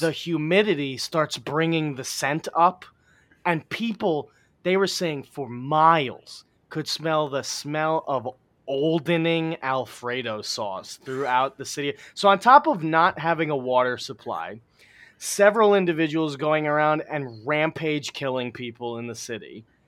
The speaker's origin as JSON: {"language": "English", "town": "New York City", "region": "New York", "country": "United States", "tie": "born or raised there", "said": "Astoria, my hometown, where I grew up."}